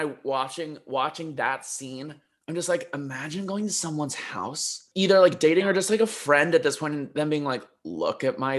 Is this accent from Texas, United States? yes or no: no; Chicago, Illinois, United States